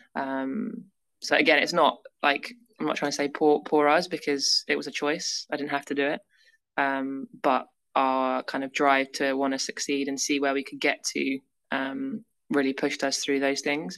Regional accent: near Manchester, North West England, United Kingdom; also born or lived in Leeds; growing up near Manchester

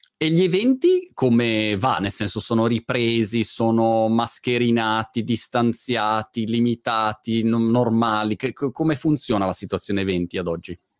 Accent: Milan, Lombardy, Italy; moved away as an adult; Milano, che è la mia città natale

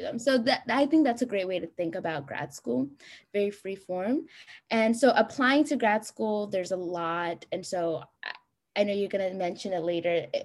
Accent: Columbus, Ohio, United States; moved away as an adult; also born or lived in Addis Ababa, Ethiopia / Houston, Texas / Stanford, California; I was born in Addis Ababa, Ethiopia, and I moved here when I was five with my whole family to Columbus, Ohio, and I grew up there until I basically came to Rice

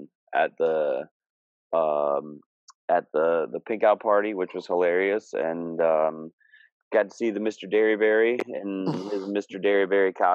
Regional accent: Scunthorpe, Yorkshire and the Humber, United Kingdom; now in Minnesota, United States; I'm still a Scunny boy

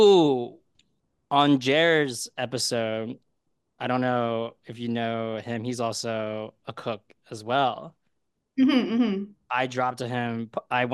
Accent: Philadelphia, Pennsylvania, United States; now in New York City, United States; I'm from Philly.

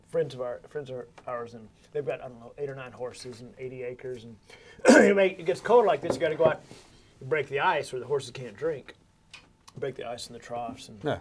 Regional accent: Fort Worth, Texas, United States; I'm from Fort Worth

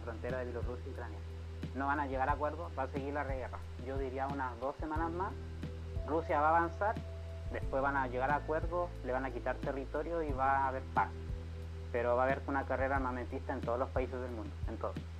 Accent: Chile

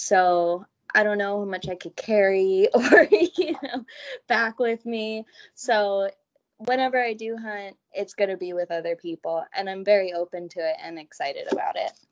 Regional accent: Southern California, United States; I'm born and raised in Southern California, never left

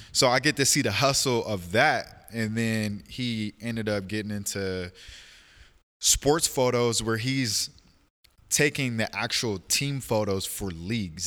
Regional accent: Portland, Oregon, United States; born and raised in Portland, October third, nineteen ninety-two.

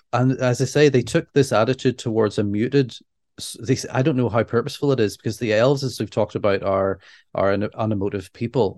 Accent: Northern Ireland, United Kingdom; we're Northern Irish.

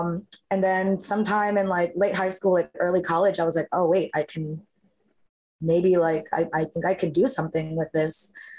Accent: Philippines; Well, I'm Filipino, and Filipinos, like, music's a huge part of the culture.

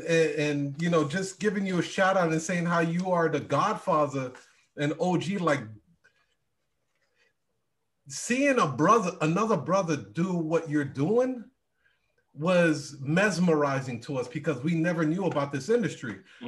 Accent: Iowa, United States; I came from Iowa.

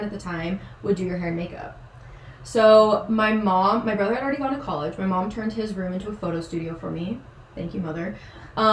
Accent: Chandler, Arizona, United States; where I grew up in Chandler was like 35 minutes

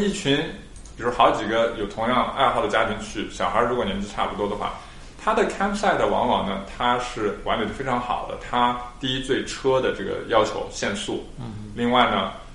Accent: Xinjiang, China; now in Australia; 我们小时候在新疆几个兄弟

